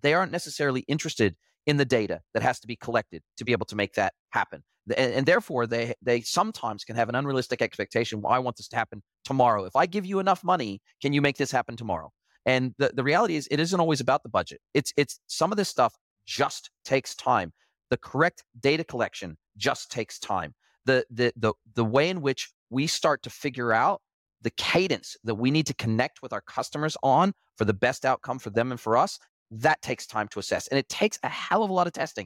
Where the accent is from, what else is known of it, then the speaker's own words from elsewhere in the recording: United States; moved away as an adult; I grew up in the United States